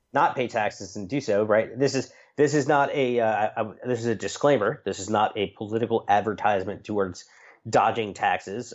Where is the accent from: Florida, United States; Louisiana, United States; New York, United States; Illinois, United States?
New York, United States; Long Island; I'm from Long Island